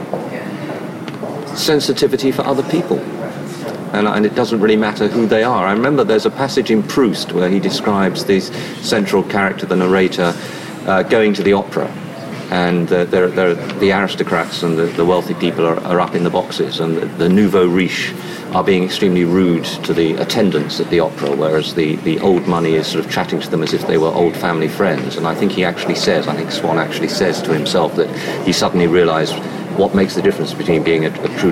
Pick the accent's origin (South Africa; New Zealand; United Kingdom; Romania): United Kingdom; England; as an Englishman